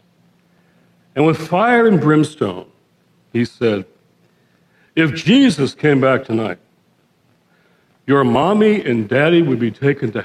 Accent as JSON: {"language": "English", "town": "Detroit", "region": "Michigan", "country": "United States", "tie": "born or raised there", "said": "I was born and raised in Detroit, the Motor City."}